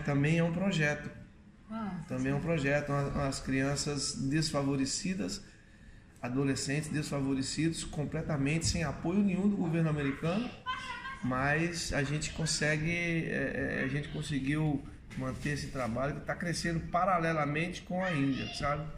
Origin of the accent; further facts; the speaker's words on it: Curvelo, Minas Gerais, Brazil; Eu comecei em 1984, na cidade onde eu nasci, Curvelo, Minas Gerais